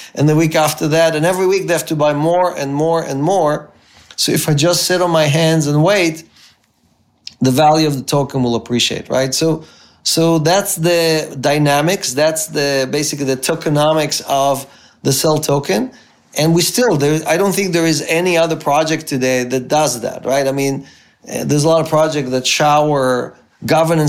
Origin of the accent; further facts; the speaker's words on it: Israel; moved away as an adult; also born or lived in Ukraine; now in United States; I grew up in Israel. My parents immigrated. I grew up in Israel. I went to the military there.